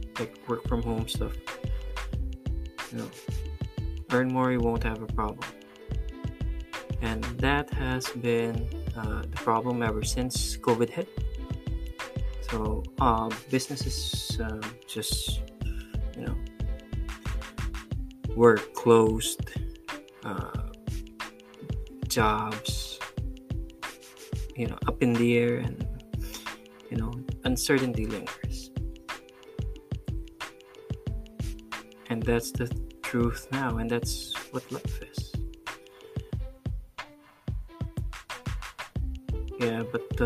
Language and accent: English; Pampanga, Central Luzon, Philippines; moved away as an adult; now in Cebu, Philippines; I'm originally from Pampanga. I'm a Kapampangan, and I moved to Cebu to be with my soon-to-be wife.